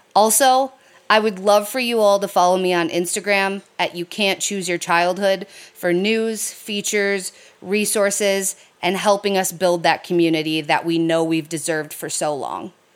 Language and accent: English; Detroit, Michigan, United States; I was raised in the Metro Detroit area of Michigan.